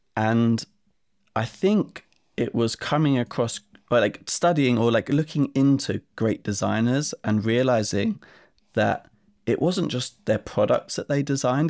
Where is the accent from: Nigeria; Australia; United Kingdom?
United Kingdom; Essex, East of England; I grew up in Essex in England